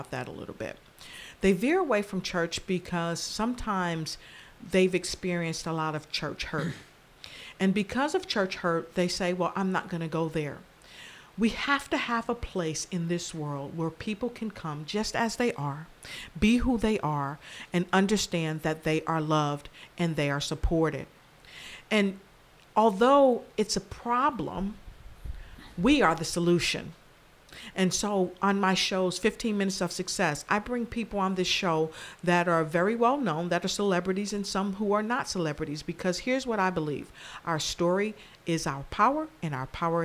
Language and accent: English; Passaic, New Jersey, United States; I grew up in Passaic, New Jersey